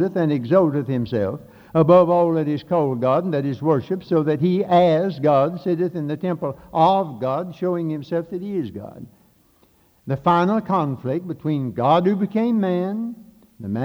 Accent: Catawba County, North Carolina, United States; when I grew up down here in Catawba County

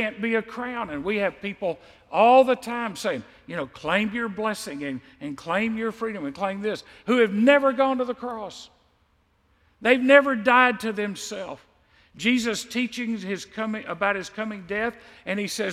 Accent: United States; I'm an American Christian.

